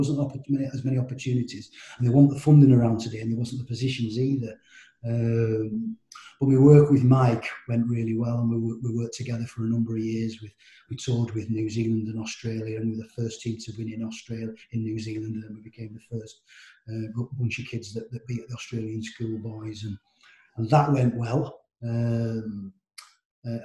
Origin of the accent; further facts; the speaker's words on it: Cumbria, North West England, United Kingdom; So I was born and bred in Cumbria.